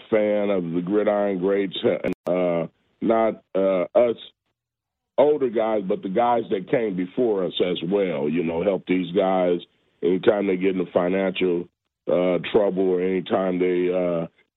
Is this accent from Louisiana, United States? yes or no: no; California, United States; moved away as an adult; I came from California